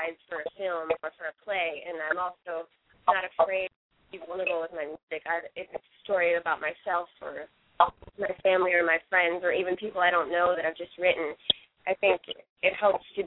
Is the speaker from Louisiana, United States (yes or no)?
no; Rochester, New York, United States; moved away as an adult; now in New York City, United States; I'm actually from Rochester, New York